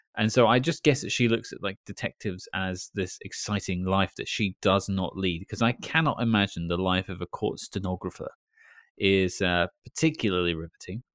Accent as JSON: {"language": "English", "country": "United Kingdom", "said": "I'm British"}